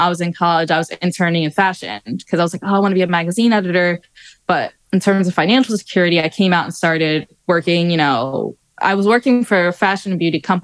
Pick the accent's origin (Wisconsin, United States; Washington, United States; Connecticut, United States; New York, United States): New York, United States; New York City; born or raised there